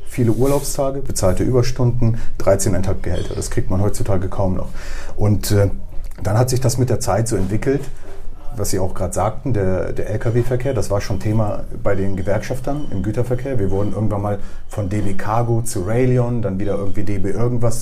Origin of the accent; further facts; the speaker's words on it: Bremen, Germany; also born or lived in Poland; einerseits komme ich aus Polen bin aber hier komplett sozialisiert, also ich habe keine polnische Schule besucht.